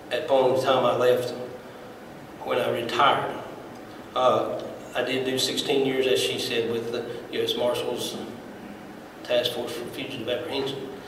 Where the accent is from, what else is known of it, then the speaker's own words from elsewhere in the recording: Washington County, Virginia, United States; I was born and raised here in Washington County. I'm married